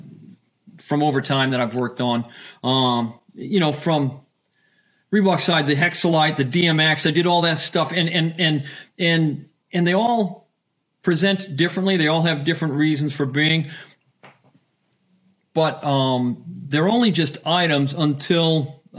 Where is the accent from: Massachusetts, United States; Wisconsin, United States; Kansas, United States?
Massachusetts, United States; Boston; I'm from Boston. We have working family